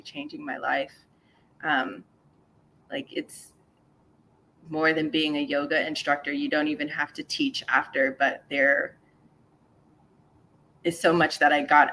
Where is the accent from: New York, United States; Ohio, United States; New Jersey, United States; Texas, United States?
Texas, United States; San Antonio; also born or lived in Atlanta / Seattle; now in Los Angeles, United States; I'm from San Antonio, Texas, originally